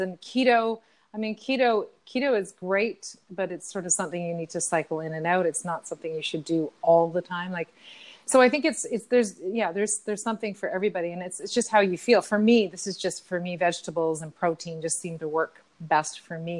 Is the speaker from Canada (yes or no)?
yes; Ontario, Canada; I was from Ontario